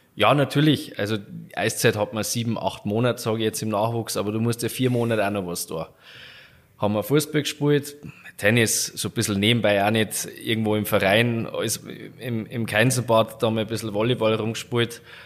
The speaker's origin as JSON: {"language": "German", "town": "Garmisch-Partenkirchen", "region": "Bavaria", "country": "Germany", "tie": "born or raised there", "said": "mein Garmisch ist so, im Winter ist wirklich Skifahren oder Eishockey"}